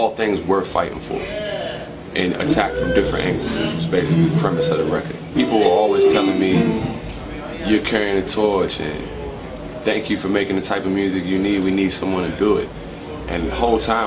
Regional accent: Prince George's County, Maryland, United States; also born or lived in Washington, D.C.; I'm from Prince George's County, Maryland, which is the wealthiest

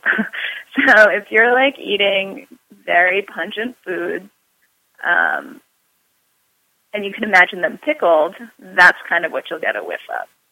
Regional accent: New York City, New York, United States; I'm a New Yorker.

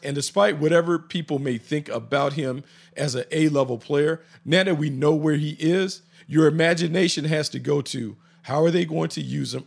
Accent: the Carolinas, United States; growing up in the Carolinas

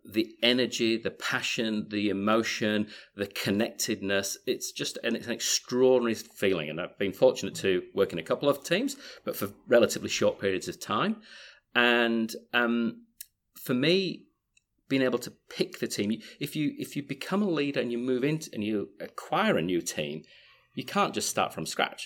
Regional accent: Yorkshire and the Humber, United Kingdom; moved away as an adult; also born or lived in Leeds; now in Australia; originally from the People's Republic of Yorkshire in the U K, uh, but I've been out here for twenty-five years and still haven't lost my accent

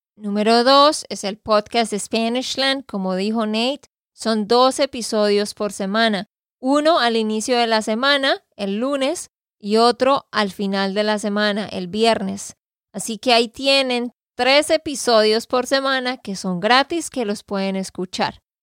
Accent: Santander, Colombia; de Santander, Colombia

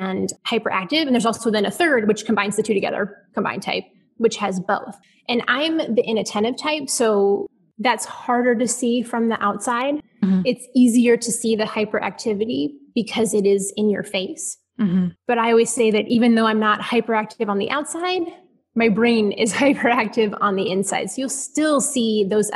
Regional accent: Ohio, United States; now in Houston, United States; I am an Ohio girl

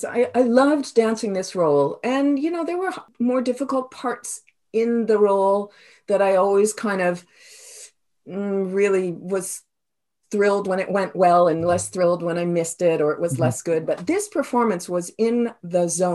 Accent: Toledo, Ohio, United States; first language English; moved away as an adult; also born or lived in New York; now in Canada; I'm originally from Toledo, Ohio

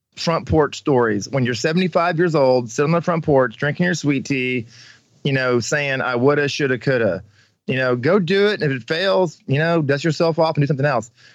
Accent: Slater, Missouri, United States; moved away as an adult; also born or lived in Kansas City, Kansas / El Paso, Texas / Las Vegas, Nevada; I spent all my life growing up in Missouri. I graduated from Slater High School

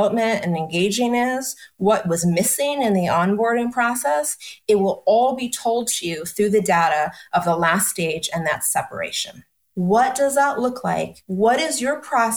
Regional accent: East Coast, United States; moved away as an adult; also born or lived in New York City; now in Austin, United States; I was born and raised on the East Coast, worked and had business in New York City.

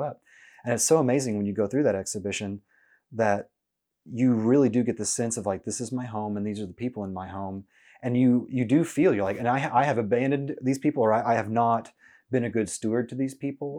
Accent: Norman, Oklahoma, United States; now in Oklahoma City, United States; growing up in Norman

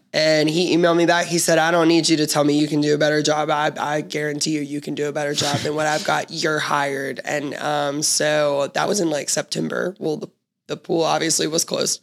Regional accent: Memphis, Tennessee, United States; I'm being from Memphis, born and raised. I was raised in East Memphis

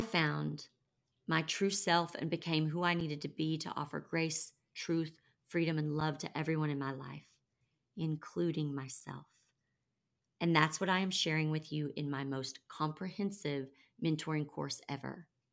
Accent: the Bible Belt, United States; I grew up in the Bible Belt

